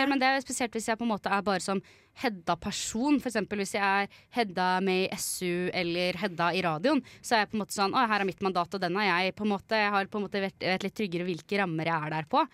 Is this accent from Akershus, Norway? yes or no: no; Kirkenes, Finnmark, Norway; jeg er født i Finnmark, Kirkenes